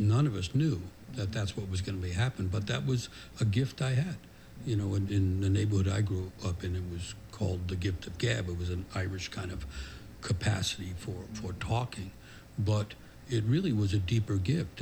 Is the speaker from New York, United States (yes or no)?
yes; New York City, New York, United States; I grew up in New York City in the 50s and 60s